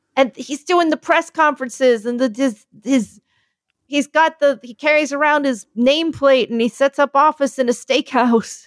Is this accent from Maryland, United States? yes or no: no; Philadelphia, Pennsylvania, United States; I'm from Philly